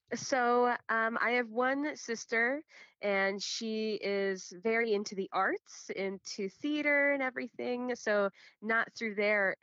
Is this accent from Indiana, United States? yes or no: no; Chicago, Illinois, United States; I'm born and raised in Chicago, uh, Illinois, but my family and everyone before me is from Guatemala.